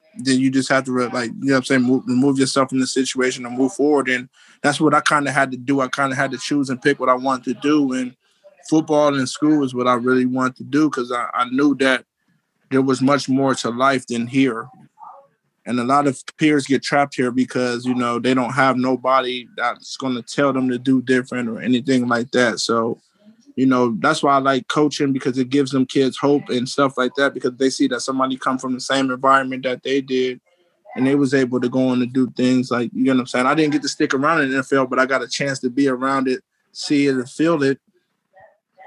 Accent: Ohio, United States; also born or lived in Philadelphia; I'm at my mom's house right now and it's still in the same house that I grew up in here

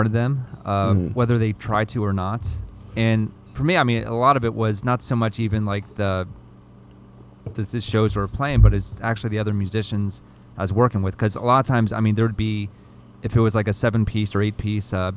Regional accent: Delaware, United States; moved away; also born or lived in Philadelphia; I grew up in Delaware, you know, about an hour south of Philadelphia

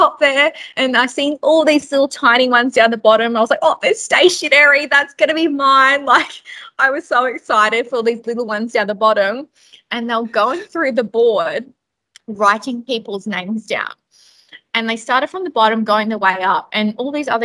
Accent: Darwin, Northern Territory, Australia; moved away; also born or lived in Brisbane; I grew up basically in Darwin for 16 plus years

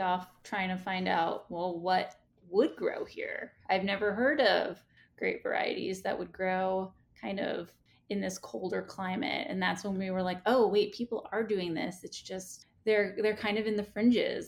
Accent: New York City, New York, United States; born and raised in Staten Island

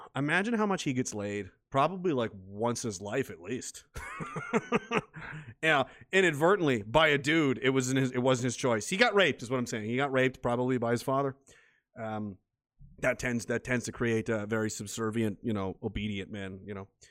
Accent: Canada; as a Canadian

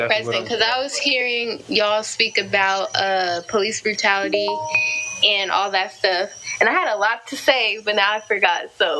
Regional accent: United States; Obviously, we're American. Like, that's undeniable.

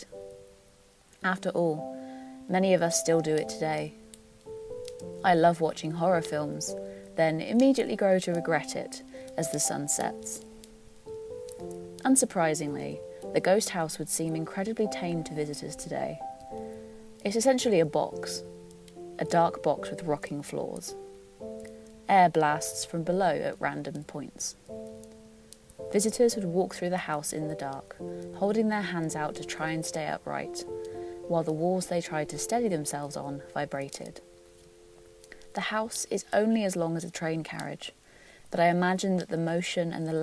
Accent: Gloucester, South West England, United Kingdom; Where I grew up in Gloucester

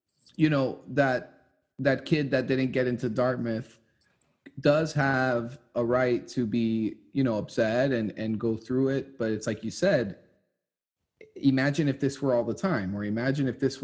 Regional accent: Santiago, Santiago Metropolitan Region, Chile; now in Miami, United States; I'm from Santiago, Chile

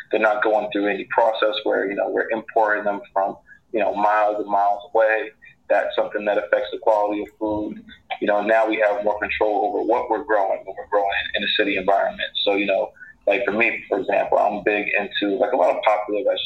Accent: Newark, New Jersey, United States; Newark native. I grew up in the South Ward, graduated from University High School

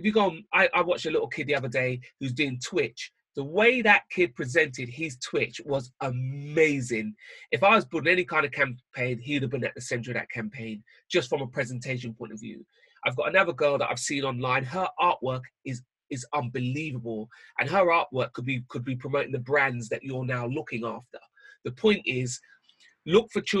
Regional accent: London, United Kingdom; Growing up in London

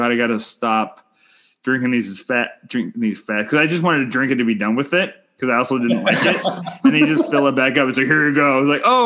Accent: Canada; I'm Canadian filmmaker

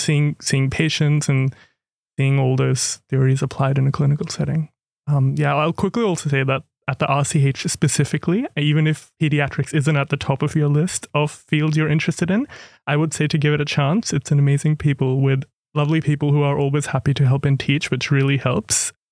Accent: Cairns, Queensland, Australia; moved away as an adult; also born or lived in India / Canberra; now in Melbourne, Australia; I was born in India, but grew up in Cairns, far north Queensland.

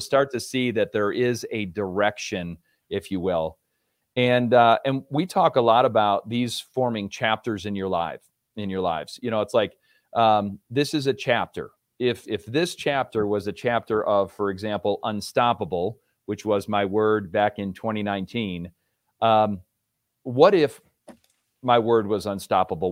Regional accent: Rochester, New York, United States; moved away as an adult; also born or lived in Virginia; now in Colorado, United States; I grew up in Rochester, New York, so I'm a New York native.

